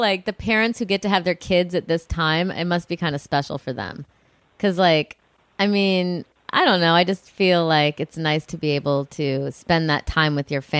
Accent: Midwest, United States; I'm from the Midwest

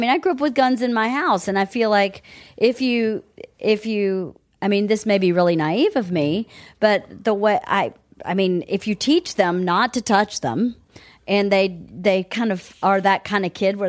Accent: the South, United States; I grew up in the South again.

